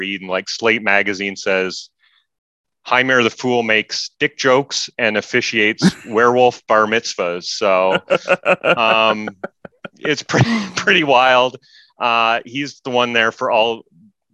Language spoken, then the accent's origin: English; Stratford, Ontario, Canada; I grew up in Stratford, Ontario